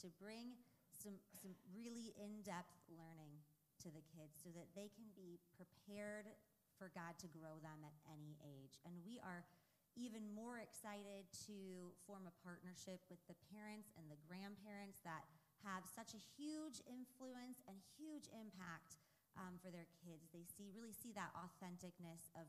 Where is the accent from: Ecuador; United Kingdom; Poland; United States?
United States; Cuyahoga Falls, Ohio; now in Stow, United States; Well, actually, I grew up in Cuyahoga Falls.